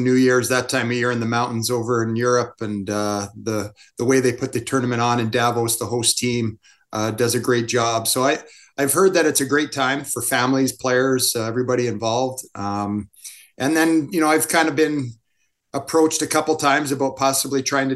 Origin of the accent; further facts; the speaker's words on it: Canada; also born or lived in Kamloops; being born in Canada, being a Canadian